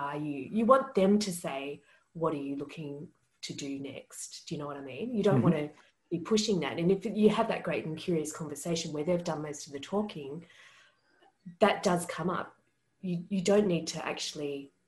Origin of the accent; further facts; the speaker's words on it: Australia; I'm Australian.